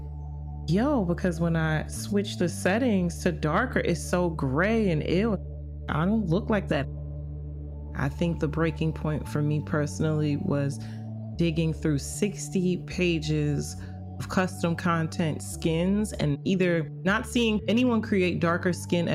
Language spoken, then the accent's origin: English; New York City, New York, United States; I'm from Brooklyn, New York.